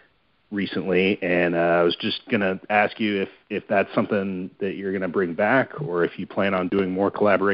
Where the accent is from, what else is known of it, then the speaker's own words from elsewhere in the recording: Baker City, Oregon, United States; moved away; I'm from Baker City originally